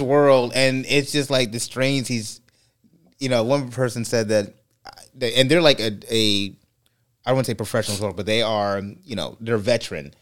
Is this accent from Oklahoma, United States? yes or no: no; California, United States; I'm Californian